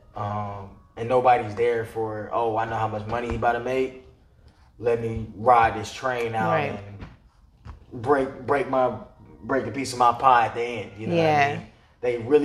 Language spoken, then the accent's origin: English; Atlanta, Georgia, United States; also born or lived in Stone Mountain; born and raised in Atlanta, Northside Hospital.